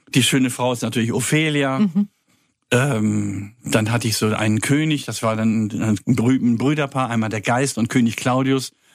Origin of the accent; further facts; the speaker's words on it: Kiel, Schleswig-Holstein, Germany; moved away as an adult; also born or lived in Paris; now in Freiburg, Germany; da bin ich auch geboren, ich komme eigentlich aus Kiel.